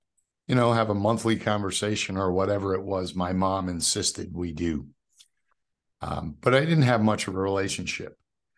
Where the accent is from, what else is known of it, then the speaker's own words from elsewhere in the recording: New York City, New York, United States; even though I live in the South now, a New York City kid, right? I grew up in Queens, in New York City.